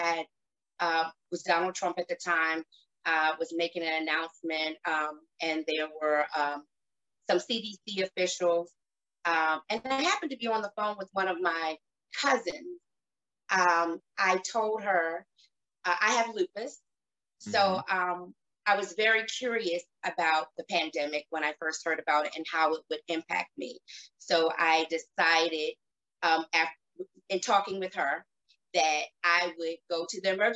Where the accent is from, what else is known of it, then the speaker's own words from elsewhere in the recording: Baltimore, Maryland, United States; I grew up in Baltimore, Maryland